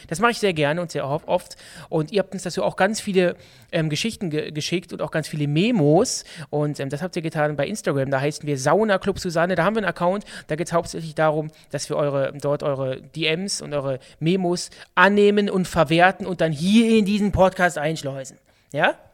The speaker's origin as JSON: {"language": "German", "town": "Düsseldorf", "region": "North Rhine-Westphalia", "country": "Germany", "said": "bei uns in Düsseldorf"}